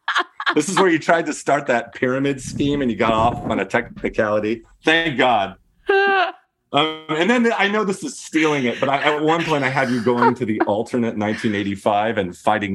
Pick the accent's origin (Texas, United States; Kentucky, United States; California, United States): Kentucky, United States; This is, you know, growing up in Kentucky.